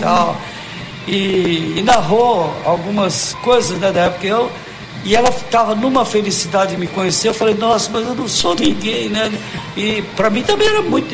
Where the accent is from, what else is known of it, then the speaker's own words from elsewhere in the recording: São Caetano do Sul, São Paulo, Brazil; now in Campo Grande, Brazil; eu sou de São Caetano do Sul também. É e também sou capograndense.